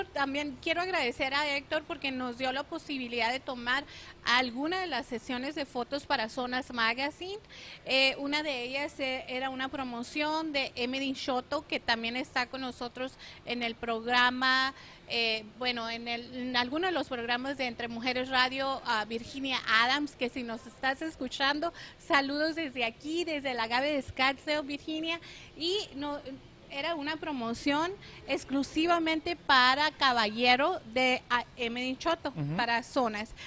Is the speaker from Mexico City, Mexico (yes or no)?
no; Nogales, Sonora, Mexico; now in Phoenix, United States; Concepción y yo nacimos literalmente eh, en Nogales, Sonora y somos de prácticamente de unas cuantas cuadras a otras de distancia